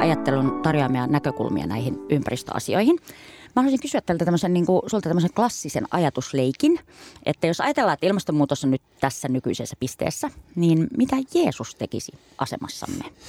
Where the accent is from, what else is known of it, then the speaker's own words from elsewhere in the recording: Kuusamo, North Ostrobothnia, Finland; mä oon Kuusamosta kotosi